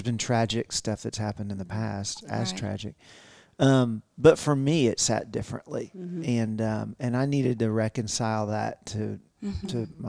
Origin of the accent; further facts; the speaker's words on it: the South, United States; We grew up in the South.